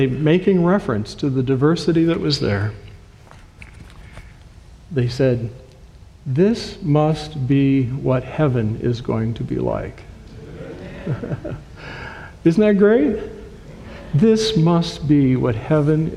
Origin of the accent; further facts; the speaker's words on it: Owosso, Michigan, United States; moved away as an adult; also born or lived in Maryland / Illinois; I was born in Owosso, so we are Michiganders who have come home to Michigan